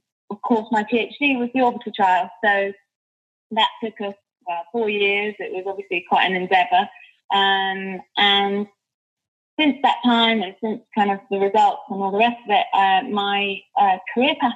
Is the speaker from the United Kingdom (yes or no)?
yes; Liverpool, North West England, United Kingdom; moved away as an adult; also born or lived in Iraq / Oxford; now in London, United Kingdom; I was actually born in Liverpool in the north of the UK